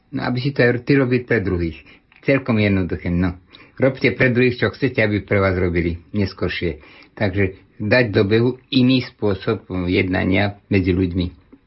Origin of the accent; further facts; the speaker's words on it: Slovakia; moved away as an adult; also born or lived in Haiti; ja som odišiel zo Slovenska prejsť cez železnú oponu vtedy